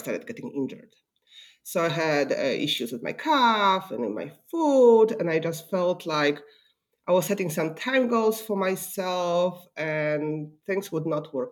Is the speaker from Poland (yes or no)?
yes; Poland; English is a second language; also born or lived in California / Washington, D.C.; now in Dayton, United States; I didn't grow up in Ohio. I grew up in Poland, and I came to the U.S. in 1999